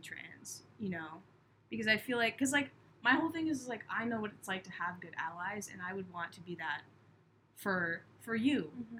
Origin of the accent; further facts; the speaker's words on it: Cape Cod, Massachusetts, United States; I grew up on Cape Cod